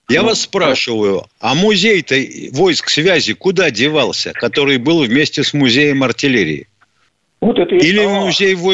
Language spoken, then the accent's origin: Russian; Saint Petersburg, Russia; ну, это я, я только сам Ленинградец, поэтому...